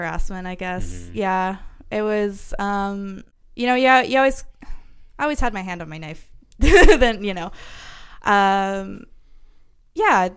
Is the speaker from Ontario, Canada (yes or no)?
no; Pender Island, British Columbia, Canada; moved away as an adult; I moved away from Pender because I was a young woman and there was one of two young women on the entire island